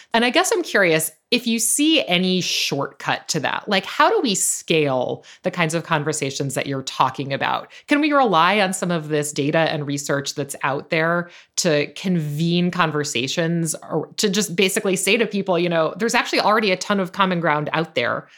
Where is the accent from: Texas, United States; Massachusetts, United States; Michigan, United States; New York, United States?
New York, United States; I think of myself as a New Yorker